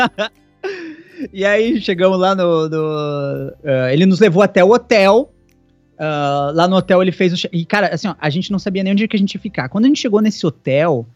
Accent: Brazil; se eu sou de Caxias

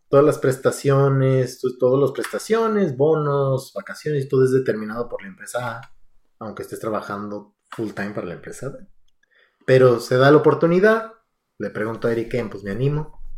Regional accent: Aguascalientes, Mexico; moved away as an adult; now in United States; yo soy de Aguascalientes.

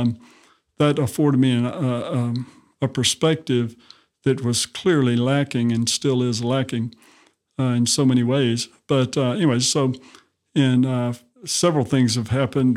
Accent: Montgomery, Alabama, United States; I, uh, grew up in Montgomery, Alabama

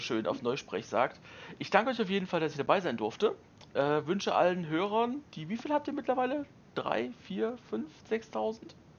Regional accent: Germany; jetzt kommst du da als Deutscher hin

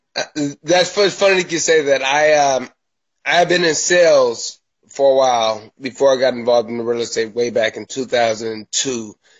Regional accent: Milwaukee, Wisconsin, United States; moved away as an adult; now in Los Angeles, United States; I am a Midwest kid. I'm from Milwaukee, Wisconsin, a long way away from uh, the Los Angeles, Hollywood area. I lived there until 2015

